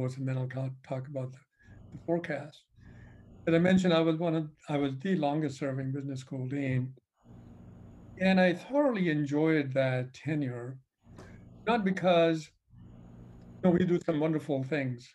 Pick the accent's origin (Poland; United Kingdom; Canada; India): India; moved away as an adult; now in United States; I came from India in the 70s and for my graduate school. I just stayed here